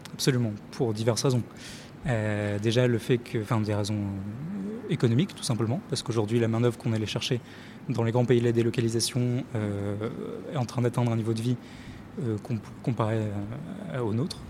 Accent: Lille, Hauts-de-France, France; je viens du côté de Lille et euh, tout, toute mon enfance, je me suis baladé, j'ai vu des usines partout

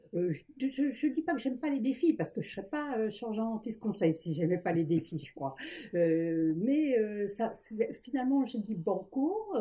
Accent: Paris, Île-de-France, France; je suis née à Paris. j'ai toujours vécu à Paris

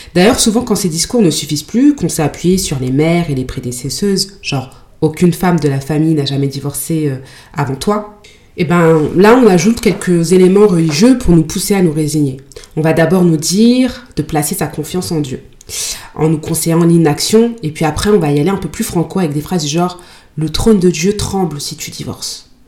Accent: Mali; en tant que malienne

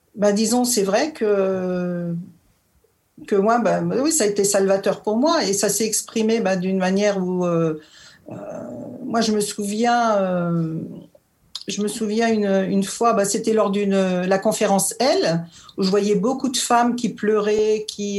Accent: Normandy, France; moved away as an adult; now in Vosges, France; je viens de Normandie, je suis native de Normandie

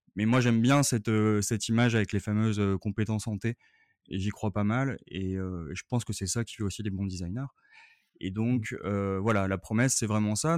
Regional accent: Paris, Île-de-France, France; je suis parisien

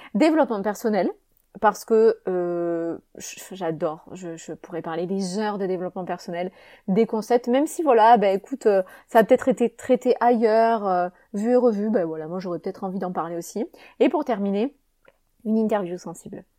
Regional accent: Avignon, Provence-Alpes-Côte d'Azur, France; Je suis née à Avignon, en France, donc en 89, comme je l'ai dit, et euh, cet accent, il me suit partout

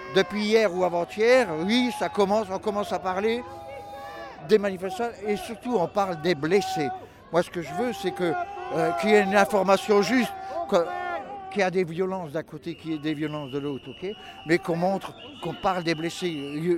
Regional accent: Moselle, Grand Est, France; On vient de Moselle

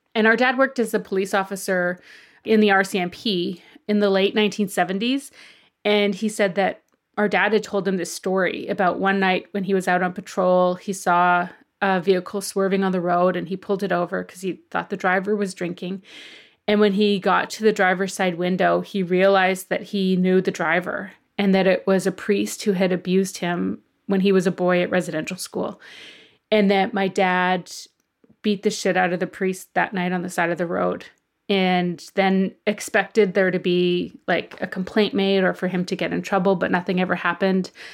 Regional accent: Okanese First Nation, File Hills, near Balcarres, Saskatchewan, Canada; I grew up on my reserve, Oak Neese. Well, actually, I'm kind of from File Hills.

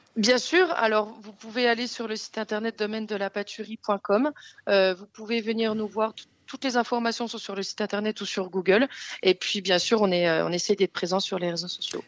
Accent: Bourgogne-Franche-Comté, France; also born or lived in Paris; la, la Franche-Comté, c'est ma ma région natale

